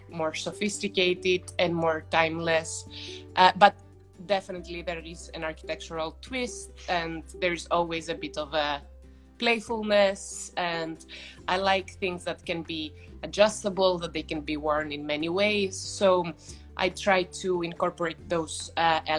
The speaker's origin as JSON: {"language": "English", "town": "Athens", "region": "Attica", "country": "Greece", "tie": "born or raised there", "second_language": "English", "said": "I'm originally from Greece, from mm-hmm. Athens. My mother is Dutch, but I was mm-hmm. raised quite"}